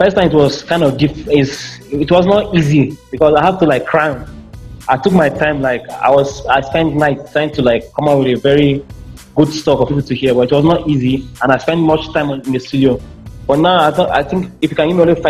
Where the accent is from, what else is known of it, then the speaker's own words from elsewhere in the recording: Jos, Plateau, Nigeria; also born or lived in Benue State; now in Kaduna, Nigeria; I grew up in Jos, presently serving in Kaduna.